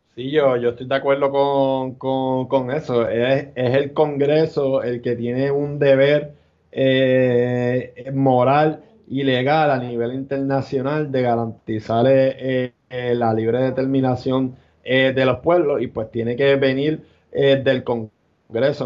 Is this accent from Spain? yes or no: no; Puerto Rico; somos ciudadanos, si somos ciudadanos americanos